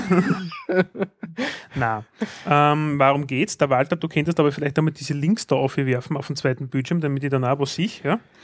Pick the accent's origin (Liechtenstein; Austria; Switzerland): Austria; wo sind wir als Österreicher